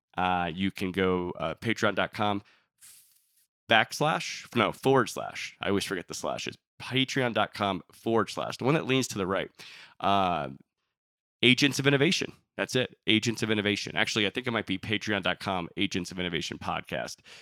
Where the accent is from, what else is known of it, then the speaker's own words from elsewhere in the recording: Miami, Florida, United States; I was born in Miami